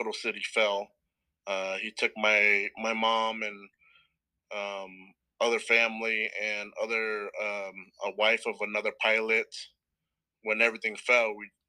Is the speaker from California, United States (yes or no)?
yes; Stockton, California, United States; also born or lived in New Orleans, Louisiana / Portland, Oregon; We moved to Stockton, California when I was 5, and pretty much been here ever since.